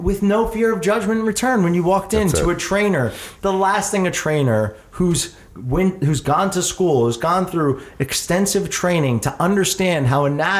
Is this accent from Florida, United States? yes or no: no; Jersey Shore, New Jersey, United States; also born or lived in Philadelphia; I moved to the Jersey Shore and then spent my entire childhood growing up as a kid at the Jersey Shore